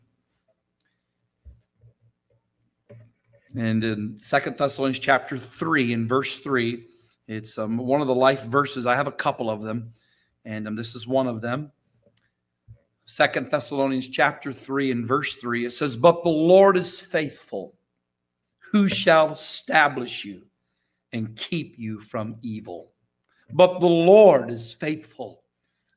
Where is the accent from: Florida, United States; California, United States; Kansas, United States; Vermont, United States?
Florida, United States; St. Petersburg; We grew up together in St. Petersburg, Florida